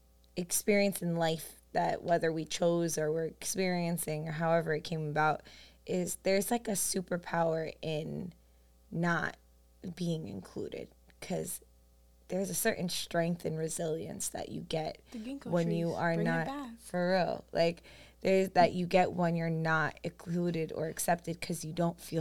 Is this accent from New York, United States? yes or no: yes; New York City, New York, United States; growing up on Staten Island, I was, like, one of the only Colombian people I knew.